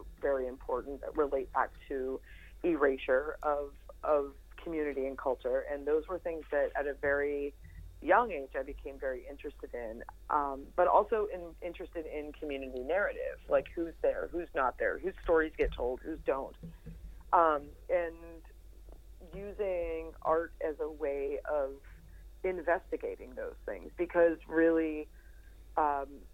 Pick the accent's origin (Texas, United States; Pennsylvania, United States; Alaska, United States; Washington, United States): Pennsylvania, United States; Indiana County; moved away as an adult; also born or lived in Johnstown, Pennsylvania / Homer City, Pennsylvania / Pittsburgh, Pennsylvania; I'm originally from Indiana County, you know, coal miner's daughter, and had moved to Pittsburgh right out of high school